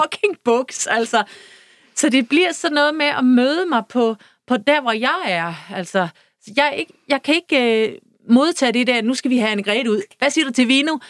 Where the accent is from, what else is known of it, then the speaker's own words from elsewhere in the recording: Søby, Denmark; moved away; min barndom ude i Søby